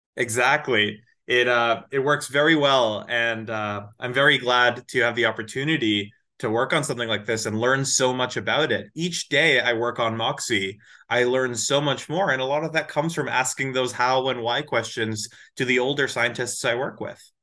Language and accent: English; Edison, New Jersey, United States; moved away as an adult; also born or lived in Atlanta, Georgia; now in Massachusetts, United States; I grew up in Edison, New Jersey